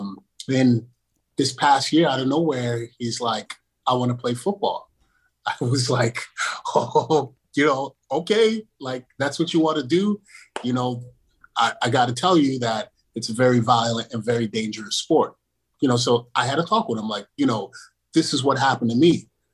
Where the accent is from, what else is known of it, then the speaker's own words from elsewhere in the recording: Flatbush, New York, United States; I grew up in Flatbush. So I wasn't a street kid